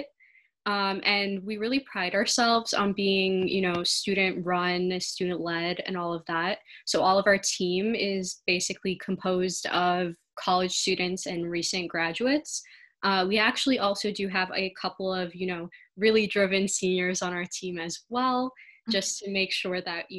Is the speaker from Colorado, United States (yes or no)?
no; Rochester, Michigan, United States; I grew up in the suburbs. It's actually a suburb about an hour or so out of Detroit